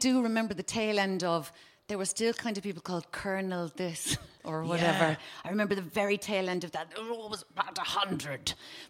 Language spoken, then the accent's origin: English; Cork, Munster, Ireland; now in Dublin, Ireland; I'm from Cork, not from Spain.